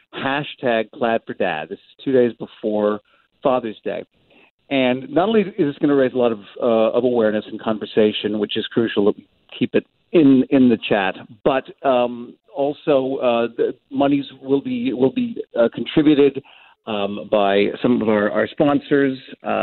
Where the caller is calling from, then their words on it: Los Angeles, California, United States; Someday when I can come back over the border, I'm calling from Los Angeles because it's not been easy, and we can't quarantine at the moment.